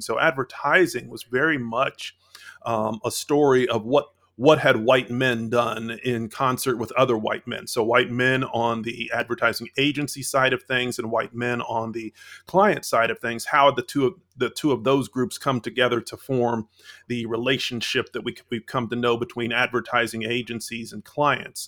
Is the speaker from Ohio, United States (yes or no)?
yes; London, Ohio, United States; moved away; I'm originally from Central Ohio, a small town named London, Ohio